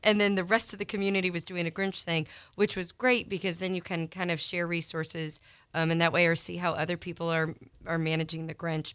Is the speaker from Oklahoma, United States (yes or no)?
no; Columbia, Missouri, United States; moved away; born and raised in Columbia, Missouri